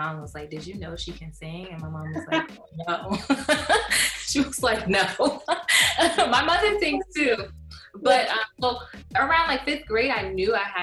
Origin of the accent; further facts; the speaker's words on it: New Jersey, United States; now in Brooklyn, United States; I am originally from New Jersey. I currently reside in Brooklyn, New York